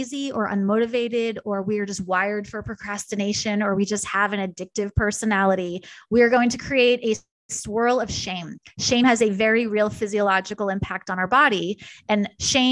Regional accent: New York, United States; moved away; also born or lived in Kansas; I'm a New Yorker born and bred

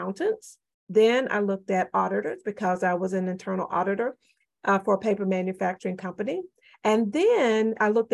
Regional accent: the Florida Panhandle, United States; also born or lived in Ohio; now in Memphis, United States; I grew up in the panhandle of Florida

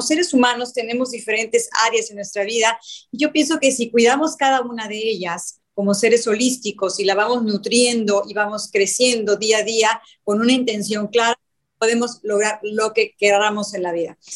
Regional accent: Mexico; also born or lived in Cancún; yo soy de México, vivo en Cancún en la actualidad

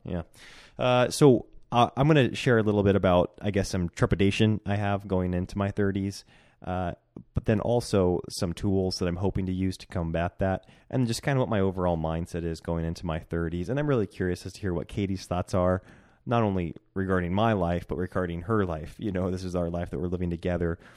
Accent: Centralia, Washington, United States; also born or lived in Bend, Oregon; now in Coeur d'Alene, United States; And then we moved to my hometown in Centralia, Washington, and we were there 'cause it was my family's town.

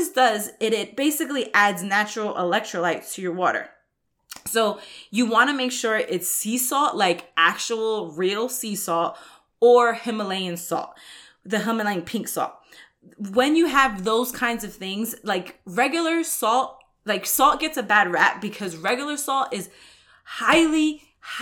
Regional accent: New York, United States; now in Texas, United States; I grew up in New York

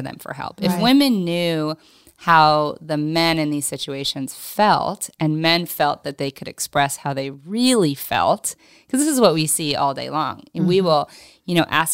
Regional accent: Oklahoma, United States; now in Los Angeles, United States; where I grew up in Oklahoma

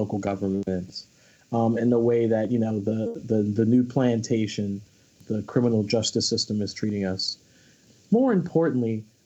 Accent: Philadelphia, Pennsylvania, United States; I'm from Philadelphia. I'm a Philadelphia native

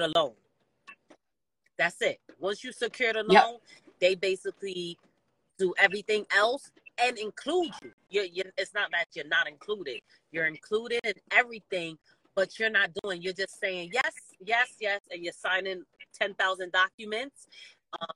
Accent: New York, United States; I'm from New York

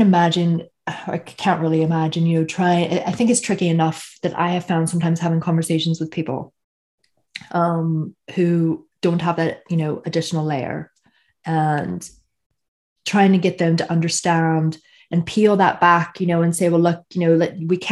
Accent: Northern Ireland, United Kingdom; I'm from Northern Ireland

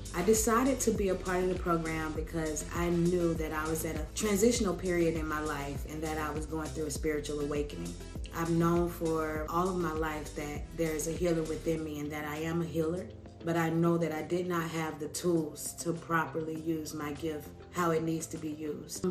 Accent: New York City, New York, United States; now in Savannah, United States; I'm a Brooklyn girl who's currently in Savannah, Georgia

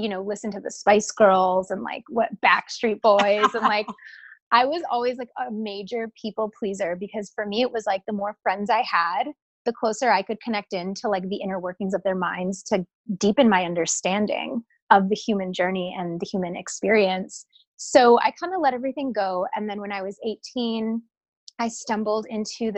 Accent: Wisconsin, United States; now in Hollywood, United States; I'm from Wisconsin. And I am, you know, I had a very like Midwest upbringing.

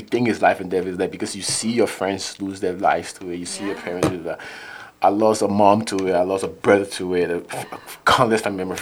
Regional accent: Liberia; moved away; I grew up in Liberia

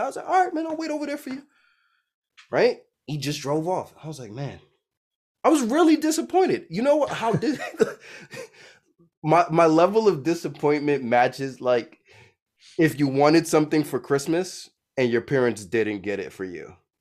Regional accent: New York City, New York, United States; I'm from Brooklyn, New York

